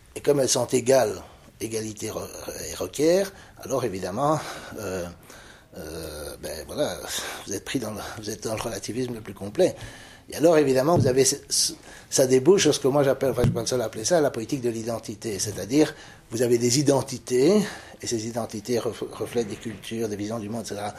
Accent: Belgium; Est-ce que je suis belge, wallon, francophone, bruxellois, européen, blanc, euh, chrétien, catholique

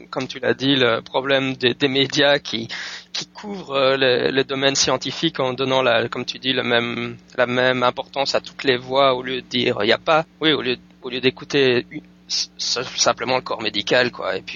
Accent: Belgium; now in United States; je suis pas français, je suis belge

